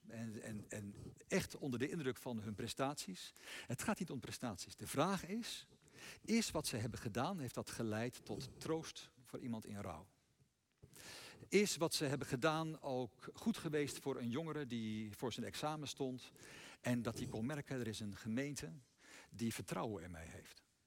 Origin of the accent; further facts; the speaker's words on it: Netherlands; wij zelf als Nederlanders